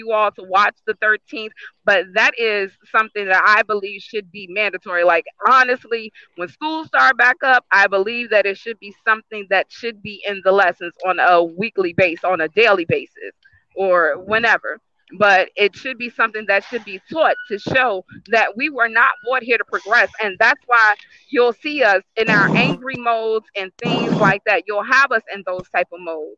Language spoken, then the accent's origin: English; Richmond, Virginia, United States; I myself was born and raised in Richmond, Virginia